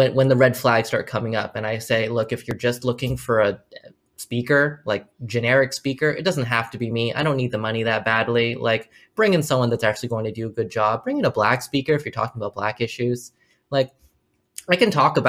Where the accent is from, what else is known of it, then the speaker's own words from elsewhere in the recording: United States; I am Chinese American.